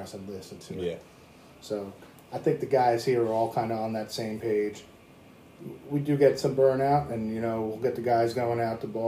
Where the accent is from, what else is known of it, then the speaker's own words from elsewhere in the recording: Washington, United States; also born or lived in Long Island, New York; As a Washington native